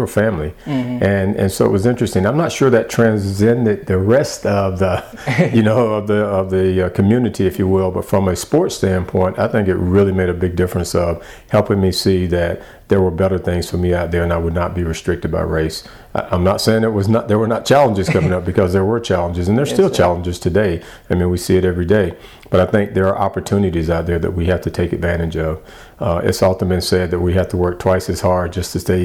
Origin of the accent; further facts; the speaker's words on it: the South, United States; growing up in the South